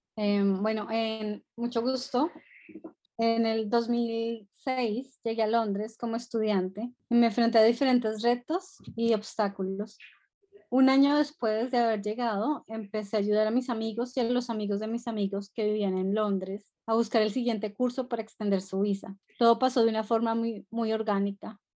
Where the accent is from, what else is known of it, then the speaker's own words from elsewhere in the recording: Colombia; moved away as an adult; now in London, United Kingdom; Nací en Colombia, eh, viví en Colombia hasta los 24 años